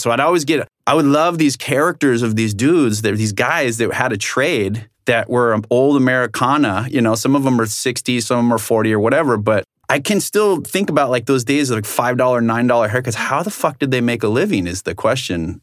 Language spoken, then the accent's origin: English; South Orange County, California, United States; originally I'm from South Orange County, you know, beautiful place